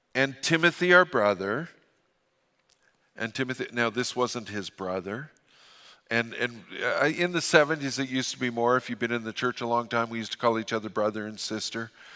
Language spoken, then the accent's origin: English; Fort St. John, British Columbia, Canada; I'm from Fort Saint John. We don't apologize